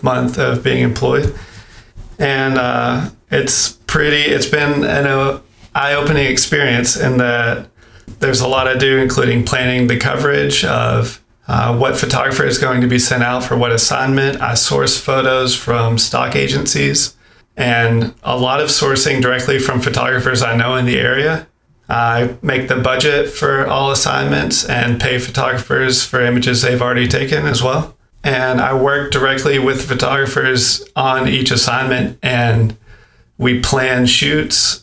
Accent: Maine, United States; I am a photographer from Maine.

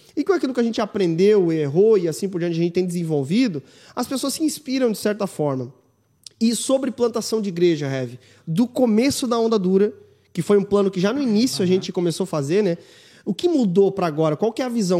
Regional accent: town next to Criciúma, Santa Catarina, Brazil; sou de Sara, mano, uma cidade do lado de Criciúma.

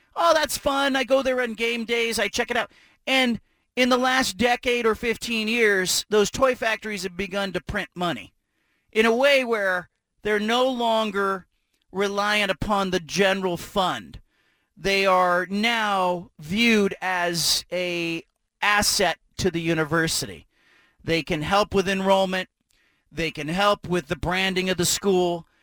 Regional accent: Pac-12 footprint, the West, United States; I grew up in the Pac 12 footprint.

